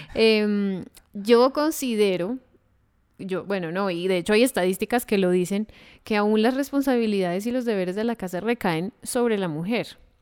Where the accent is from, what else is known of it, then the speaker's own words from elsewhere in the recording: Colombia; nosotros dos somos colombianos